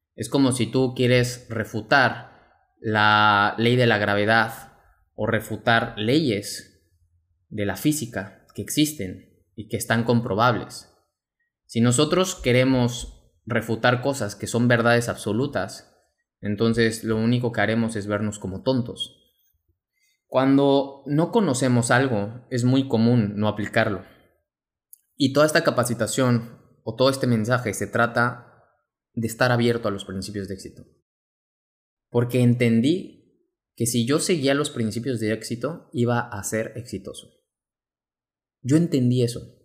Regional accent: Mexico; mexicano, emprendedor y empresario

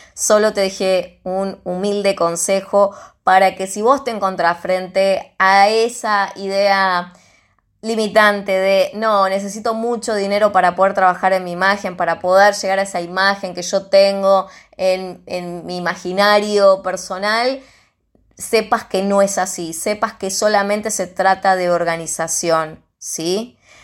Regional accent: Argentina; soy de Argentina

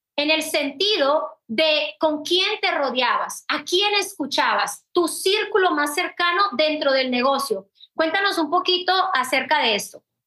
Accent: Colombia; now in Puerto Rico; como extranjera, como colombiana

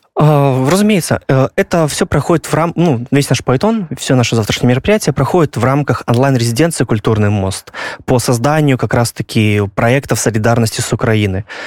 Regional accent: Belarus; я як беларус я разумею украінскую

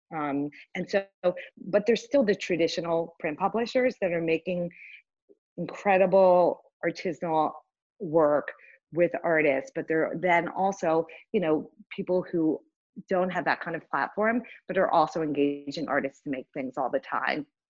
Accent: Richmond, Virginia, United States; moved away; growing up in Richmond

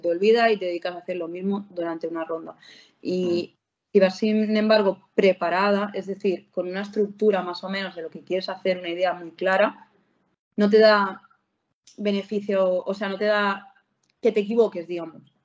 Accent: Barcelona, Catalonia, Spain; yo, de Barcelona

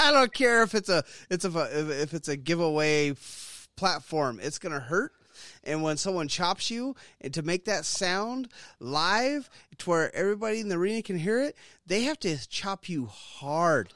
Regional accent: Stockton, California, United States; Growing up in Stockton, California

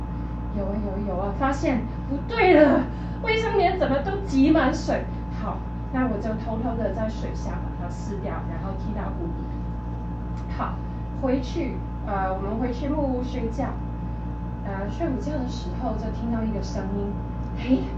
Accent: Canada; 我是加拿大人

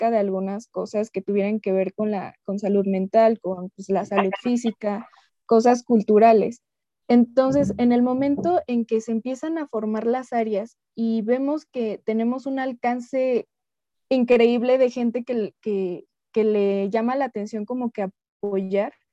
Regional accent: Hidalgo, Mexico; Yo soy originaria de, México, del estado de Hidalgo

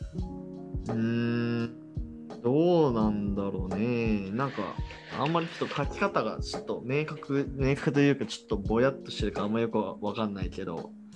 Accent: Hiroshima, Japan; now in Nakano, Tokyo, Japan; 俺の地元ひろ、広島県だけど

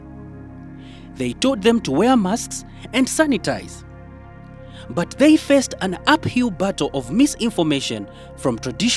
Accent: Eastern DRC, DR Congo; I come from Eastern DRC

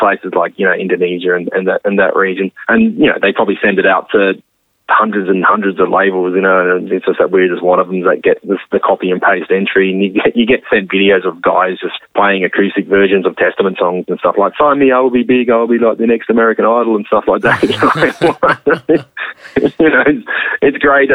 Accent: Adelaide, South Australia, Australia; also born or lived in England; I was born in England, but I moved to Adelaide when I was like six

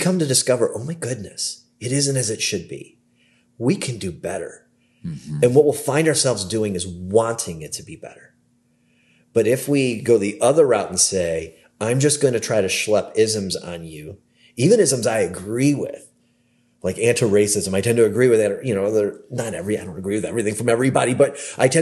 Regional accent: Cleveland, Ohio, United States; moved away; I'm from the Cleveland area

